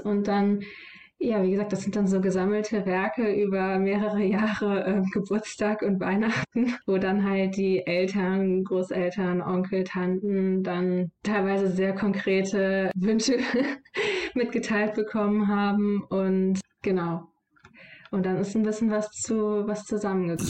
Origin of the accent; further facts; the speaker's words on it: Solingen, North Rhine-Westphalia, Germany; in meiner Heimatstadt die Lokalzeitung